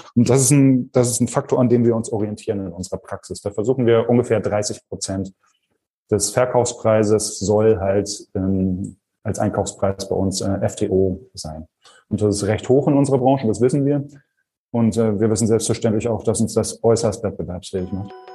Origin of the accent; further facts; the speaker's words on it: Germany; bei uns in Deutschland